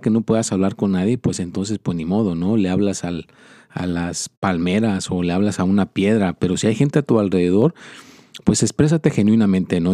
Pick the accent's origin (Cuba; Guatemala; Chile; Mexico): Mexico; moved away; yo soy mexicano